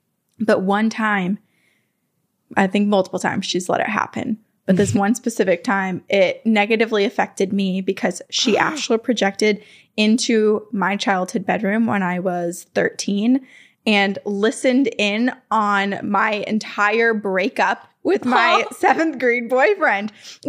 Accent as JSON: {"language": "English", "region": "Vermont", "country": "United States", "tie": "born or raised there", "said": "I grew up in Vermont and we built our house."}